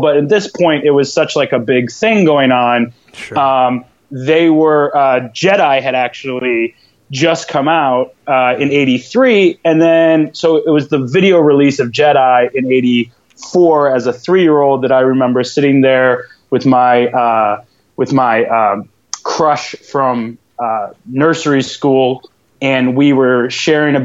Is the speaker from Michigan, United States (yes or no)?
yes; East Lansing, Michigan, United States; moved away as an adult; now in Brooklyn, United States; born and raised in East Lansing